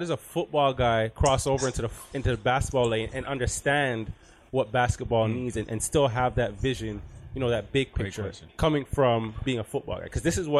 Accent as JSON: {"language": "English", "town": "Toronto", "region": "Ontario", "country": "Canada", "said": "I'm a kid from Scarborough, from Malvern."}